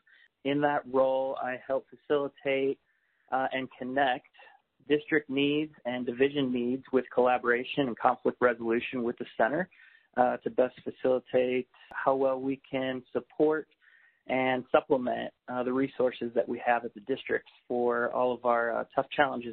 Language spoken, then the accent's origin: English; Elyria, Ohio, United States; moved away as an adult; also born or lived in Chicago, Illinois; I grew up in Elyria, Ohio, next to Lake Erie in the Great Lakes. You know, grew up with the oldest of four, raised by both my parents.